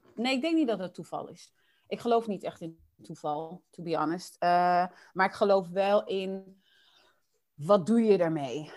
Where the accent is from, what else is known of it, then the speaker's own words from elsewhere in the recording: Dordrecht, South Holland, Netherlands; also born or lived in Willemstad, Curaçao; toen ik drie was, zijn, we dus, zijn mijn moeder, mijn oudste broertje en ik naar Nederland gekomen